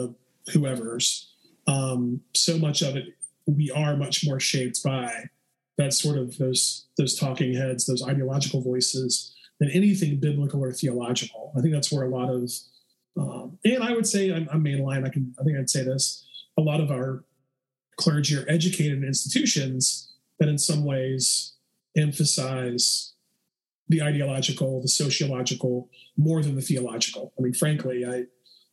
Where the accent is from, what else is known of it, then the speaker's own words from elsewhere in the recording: the South, United States; growing up in the South